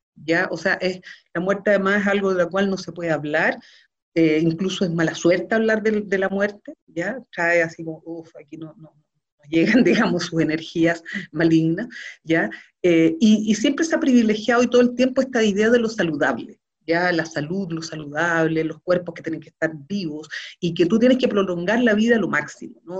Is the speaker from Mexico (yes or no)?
no; Chile; como sociedad chilena